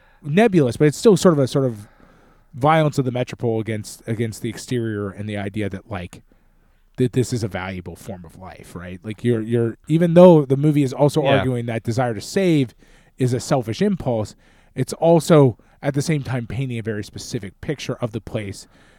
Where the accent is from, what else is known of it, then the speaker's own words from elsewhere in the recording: United States; But like, to me, like, and again, we're American, so it's a little bit different